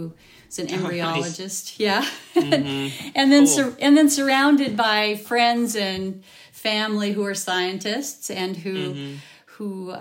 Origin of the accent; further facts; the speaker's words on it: Olympic Peninsula, Washington, United States; I was raised on the Olympic Peninsula, which far northwest Washington